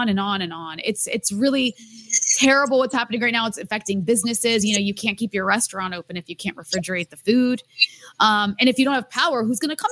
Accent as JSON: {"language": "English", "country": "United States", "moved": "as an adult", "lives_now": "Lebanon", "said": "I'm American"}